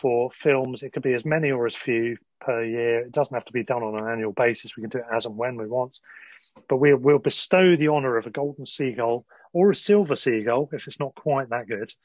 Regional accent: Sussex, South East England, United Kingdom; now in London, United Kingdom; we're both from Sussex, I'm now in London, but from Sussex

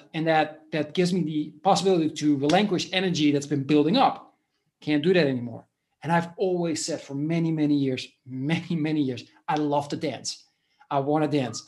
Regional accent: Netherlands; moved away as an adult; now in Spain; I was born in the Netherlands 10 years ago or a little bit more. I moved to Spain and I live here now.

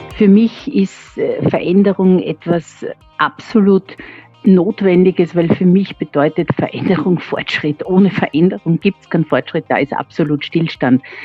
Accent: Vienna, Austria; Ich bin waschechte Wienerin

